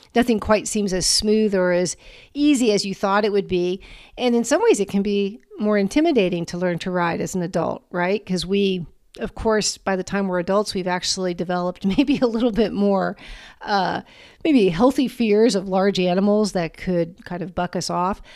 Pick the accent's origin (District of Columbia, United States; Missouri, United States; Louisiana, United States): District of Columbia, United States; Washington; I grew up in the Washington, D C area